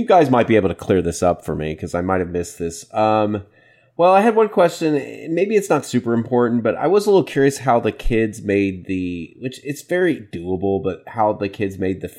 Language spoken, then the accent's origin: English; Waco, Texas, United States; Fun fact, I'm from Waco. I was born in Waco.